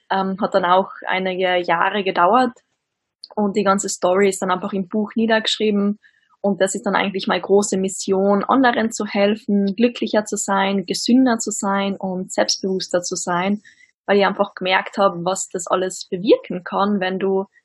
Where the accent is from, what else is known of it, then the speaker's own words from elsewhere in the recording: Austria; Ich komme aus Österreich, wie man vermutlich auch hört.